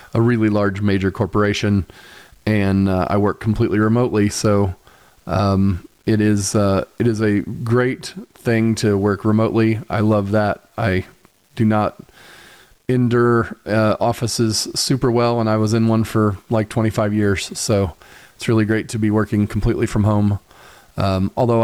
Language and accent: English; Muncie, Indiana, United States; also born or lived in Nashville, Tennessee / Greenfield, Indiana; now in Indianapolis, United States; when I was younger, I grew up in Muncie